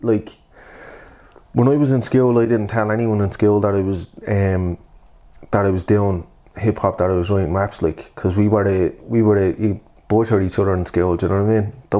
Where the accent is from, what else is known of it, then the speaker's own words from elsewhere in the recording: Dublin, Leinster, Ireland; accent: Dublin; also born or lived in Blanchardstown; growing up in Cabra